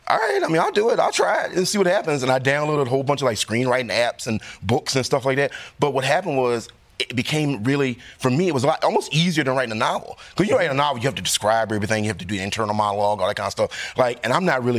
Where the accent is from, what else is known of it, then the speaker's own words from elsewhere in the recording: Southeast Virginia, United States; I grew up in Southeast Virginia, really poor